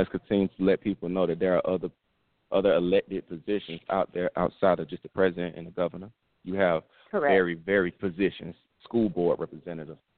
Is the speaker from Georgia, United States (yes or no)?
yes; Atlanta, Georgia, United States; I'm from Atlanta, and when I when when I come up, I I was born and raised in Atlanta. I'm from Simpson Road.